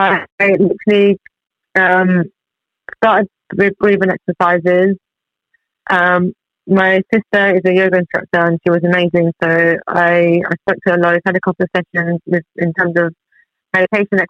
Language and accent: English; Tehran, Tehran Province, Iran; moved away; I was born in Iran, in Tehran, bang in the middle of the Middle East. I was born there, I grew up there, and so I've been here for like 20 years now